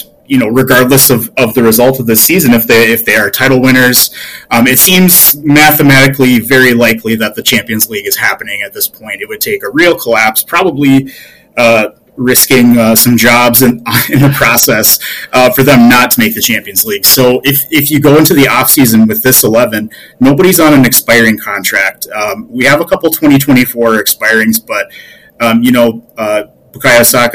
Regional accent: Midwest, United States; especially for me as a Midwesterner

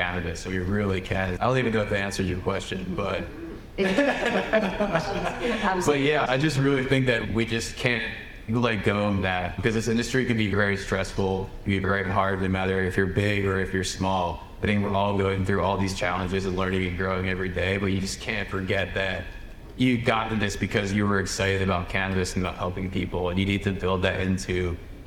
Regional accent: Southern New Jersey, United States; I grew up in Southern New Jersey

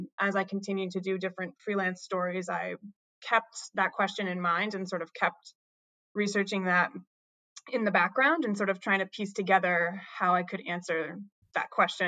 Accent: New Hampshire, United States; I grew up in New Hampshire, in a small town in sort of central mountains of New Hampshire.

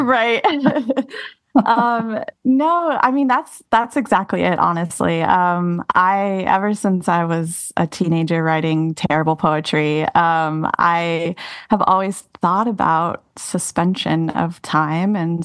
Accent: Austin, Texas, United States; moved away as an adult; also born or lived in New York City; Austin is my hometown

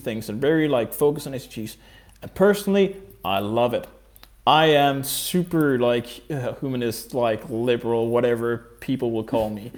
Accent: Denmark; moved away as an adult; also born or lived in Copenhagen, Denmark / Sweden; So I grew up in Denmark, and I studied law when I lived in Copenhagen

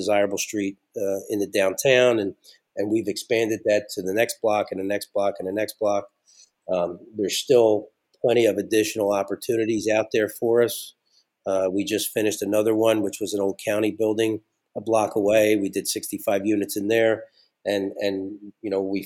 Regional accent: Philadelphia, Pennsylvania, United States; moved away as an adult; now in Scranton area, Pennsylvania, United States; I grew up in Philadelphia

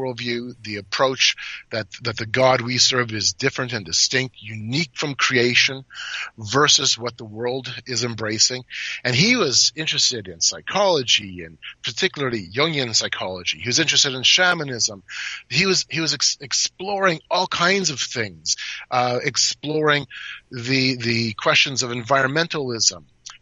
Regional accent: Canada; I'm from Canada

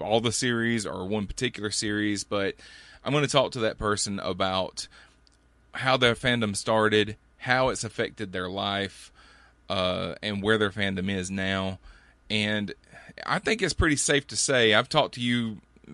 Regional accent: Birmingham, Alabama, United States; also born or lived in Fort Walton Beach, Florida / Columbus, Georgia; we moved back to Birmingham where my parents were from. And been here ever since.

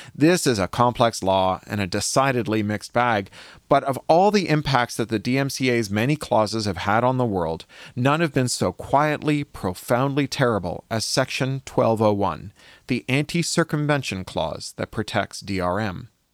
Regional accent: Canada; now in Los Angeles, United States; I was born in Canada

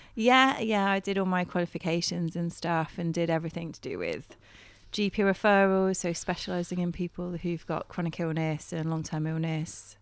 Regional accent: Bristol, South West England, United Kingdom; moved away as an adult; I'm from Bristol anyway, so I'm, you know, I'm a city girl at heart

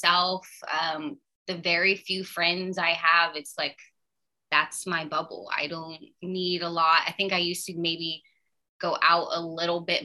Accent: Texas, United States; moved away; I come from Texas

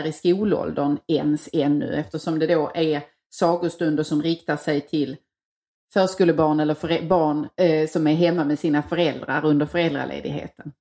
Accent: Tågarp, Skåne, Sweden; moved away; den lilla byn jag kommer ifrån, Tågarp

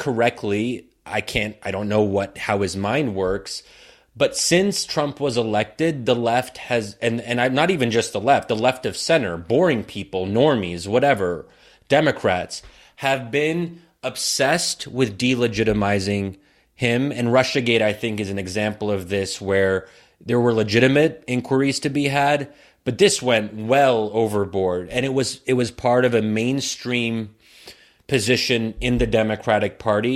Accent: United States; me as an American Muslim

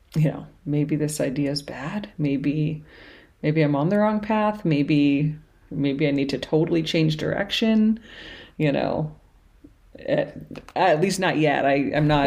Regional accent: Cambridge, Massachusetts, United States; moved away as an adult; now in New Orleans, United States; grew up in Cambridge, Massachusetts, so up north, um, and moved down here just right after college

